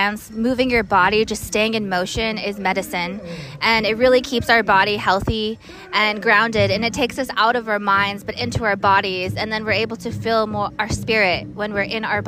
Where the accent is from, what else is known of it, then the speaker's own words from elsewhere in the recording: Wisconsin Dells, Wisconsin, United States; also born or lived in Santo Domingo Pueblo, New Mexico; I'm from Wisconsin Dells, Wisconsin, and San Diego Pueblo